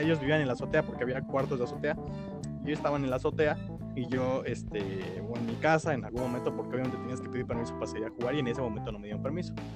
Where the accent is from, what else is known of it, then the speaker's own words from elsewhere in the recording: Mexico City, Mexico; yo crecí en la Roma, en Colonia Roma